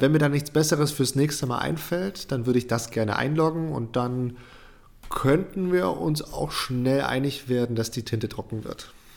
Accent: Germany; hier bei uns in Deutschland

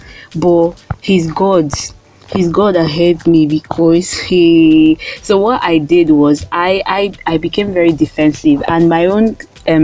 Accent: Warri, Delta, Nigeria; I was born and bred in Warri

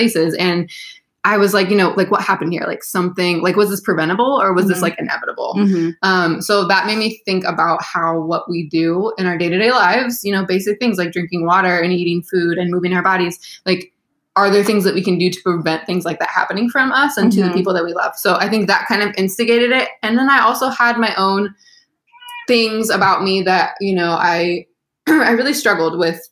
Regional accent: Sacramento, California, United States; moved away as an adult; also born or lived in Buffalo, New York / San Luis Obispo, California; now in South Bay, Los Angeles, United States; I'm actually from Northern California in Sacramento

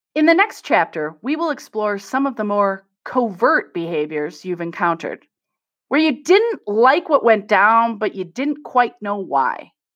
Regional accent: Midwest, United States; I'm from the Midwest, so I could tease my people

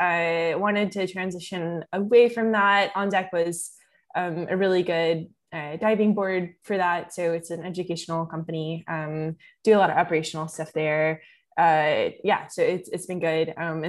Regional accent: Kentucky, United States; because I'm from Kentucky and there wasn't a ton of people like my age in Kentucky who were trading options

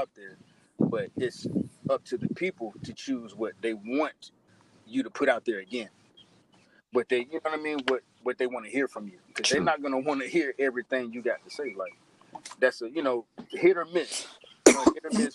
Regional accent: Henderson, North Carolina, United States; I was born in Henderson. I was born, we were all born in Henderson.

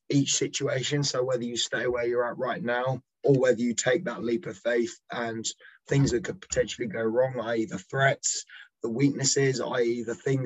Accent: England, United Kingdom; I am flying the English flag because I'm not Welsh. I am English

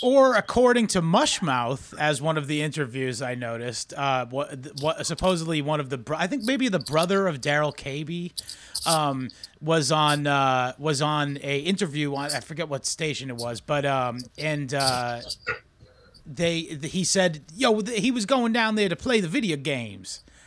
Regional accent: Massachusetts, United States; I am from Massachusetts

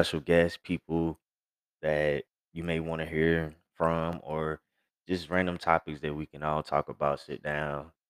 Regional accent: Gretna, Virginia, United States; now in Texas, United States; I was born and raised in Gretna, VA

